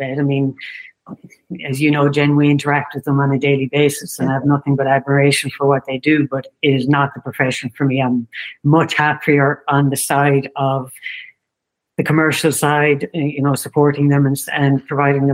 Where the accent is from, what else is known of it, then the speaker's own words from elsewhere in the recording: County Limerick, Munster, Ireland; I'm from County Limerick, so it's down south.